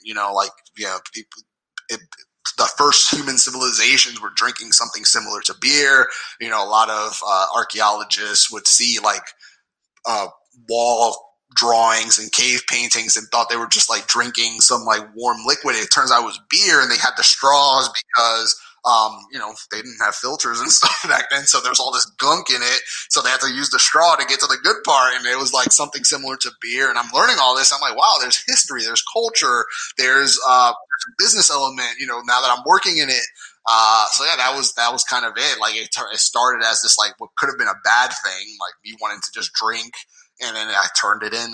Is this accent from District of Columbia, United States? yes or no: no; New York, United States; I'm from New York